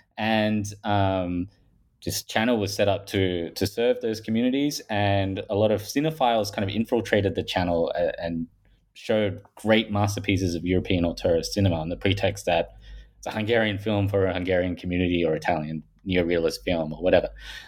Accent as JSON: {"language": "English", "country": "Australia", "accent": "Australian", "said": "I'm from Australia, if people haven't picked that up from my Paul Hogan style accent."}